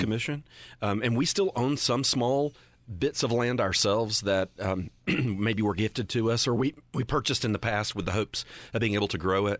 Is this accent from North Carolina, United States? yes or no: yes; Western North Carolina, United States; I grew up in Western North Carolina